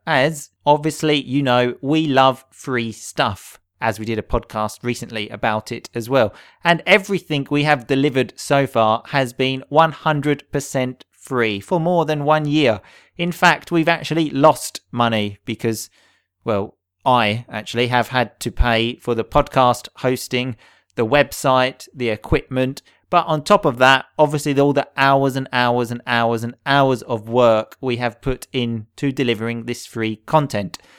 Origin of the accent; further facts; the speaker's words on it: England, United Kingdom; I grew up in England